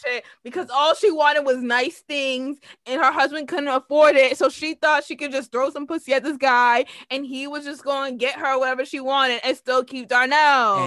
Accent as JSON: {"language": "English", "country": "United States", "said": "as an American"}